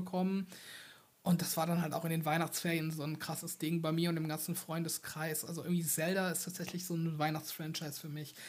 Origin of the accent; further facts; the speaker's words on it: Germany; ich komme ja aus dem Rheinland und äh, auch eher aus dem ländlichen Bereich